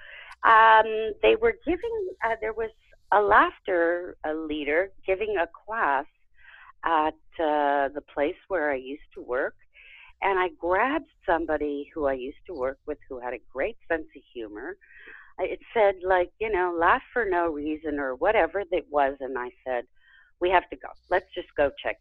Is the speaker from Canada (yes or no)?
yes; Montreal, Quebec, Canada; specifically, I'm from Montreal